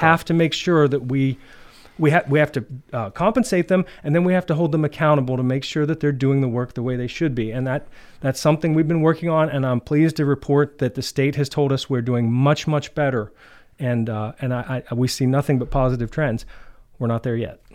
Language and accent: English; Clearfield, Pennsylvania, United States; moved away as an adult; now in DuBois, United States; I was born and raised in Clearfield